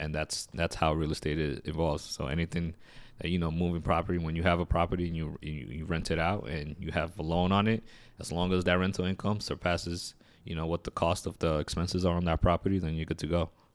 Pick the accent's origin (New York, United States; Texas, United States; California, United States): New York, United States; New York City; I'm originally from New York City. I grew up in uh, in Queens, New York